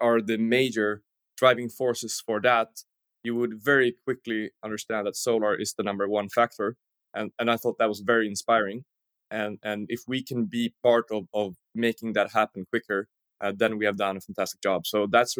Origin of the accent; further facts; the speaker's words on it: outside Stockholm, Stockholm County, Sweden; also born or lived in Linköping / San Diego; I was born outside Stockholm, as you mentioned, and went through a normal public school